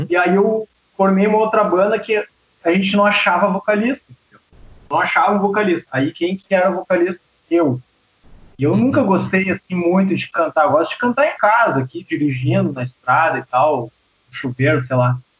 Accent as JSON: {"language": "Portuguese", "town": "São Leopoldo", "region": "Rio Grande do Sul", "country": "Brazil", "tie": "born or raised there", "also_born_or_lived": "Santo André, São Paulo", "lives_now": "Novo Hamburgo, Brazil", "said": "eu me criei ali em São Leopoldo, né? Cidade aqui do lado."}